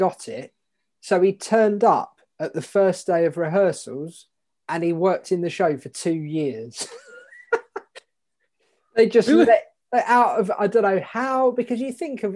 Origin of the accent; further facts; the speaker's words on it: Dartford, South East England, United Kingdom; I grew up in Dartford in Kent.